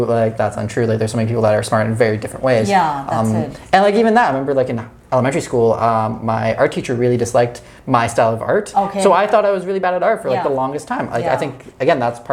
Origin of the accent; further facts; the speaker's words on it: London, Ontario, Canada; moved away; I grew up in London, Ontario, so it's it's a giant suburb city.